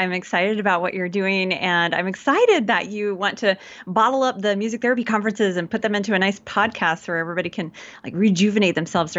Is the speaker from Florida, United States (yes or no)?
no; Georgia, United States; And I grew up in Georgia in the South, so I can put that on if I need to. If y'all need a good hometown girl talking to you, then that's me. I can put it on easy. And, but I was raised by two Yankee parents.